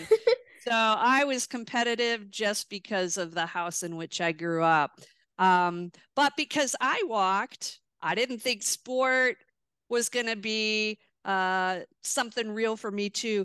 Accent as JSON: {"language": "English", "town": "Milwaukee", "region": "Wisconsin", "country": "United States", "tie": "born or raised there"}